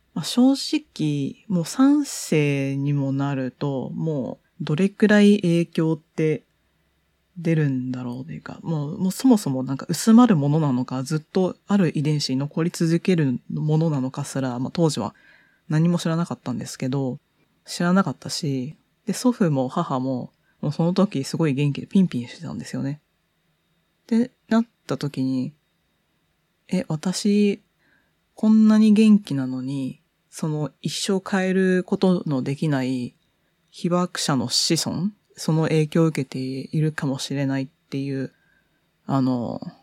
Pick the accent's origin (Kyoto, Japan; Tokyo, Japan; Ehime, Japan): Tokyo, Japan; 東京生まれ、東京育ち、もうほとんどずっと20年以上東京に行って